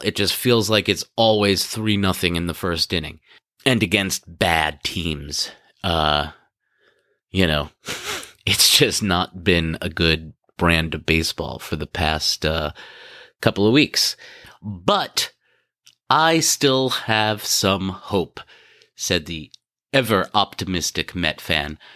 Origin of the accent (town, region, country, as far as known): New York City, New York, United States; born or raised there; moved away